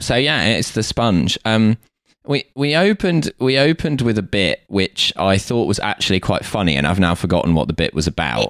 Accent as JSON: {"language": "English", "country": "United Kingdom", "said": "having grown up in a household full of people who do and being British"}